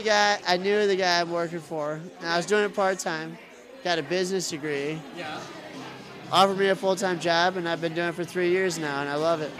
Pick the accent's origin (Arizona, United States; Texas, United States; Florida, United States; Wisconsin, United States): Wisconsin, United States; DeForest; also born or lived in Stevens Point, Wisconsin; now in Madison, United States; I grew up in DeForest